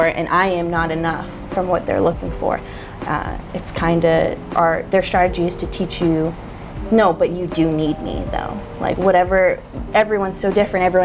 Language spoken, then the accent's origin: English; Port St. Lucie, Florida, United States; also born or lived in Orlando; growing up in Port St. Lucie, my parents had so much money